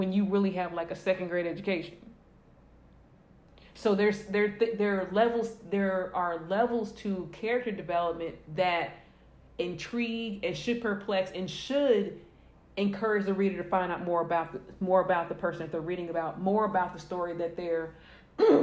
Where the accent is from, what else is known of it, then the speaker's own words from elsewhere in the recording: St. Louis, Missouri, United States; I grew up in St. Louis, which is one of the biggest cities in Missouri